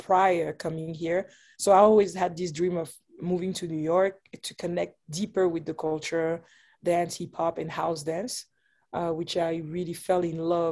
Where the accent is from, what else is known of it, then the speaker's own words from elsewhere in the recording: Geneva, Switzerland; moved away as an adult; now in United States; I was born and raised there in Geneva, Switzerland